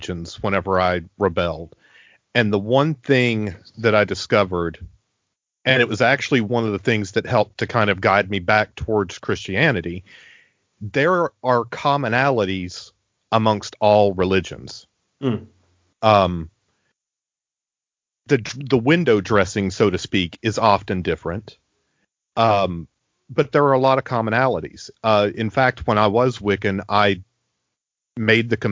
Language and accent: English; the South, United States; growing up in the South